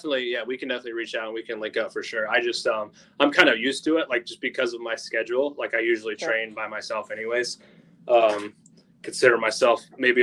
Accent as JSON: {"language": "English", "region": "Michigan", "country": "United States", "said": "I'm actually from Michigan."}